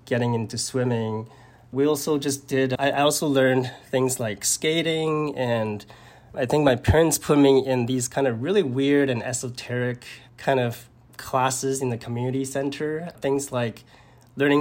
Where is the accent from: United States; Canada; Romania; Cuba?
Canada; Vancouver, British Columbia; also born or lived in Taipei, Taiwan; I was born in Taipei. My family immigrated to Vancouver, Canada, when I was 9 years old.